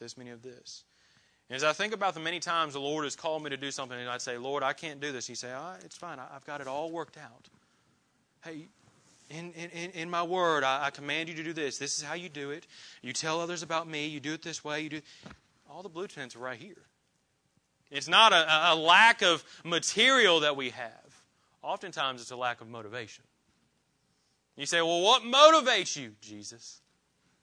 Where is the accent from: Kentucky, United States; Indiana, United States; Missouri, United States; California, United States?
Indiana, United States; moved away as an adult; now in Clarksville, United States; I grew up in Indiana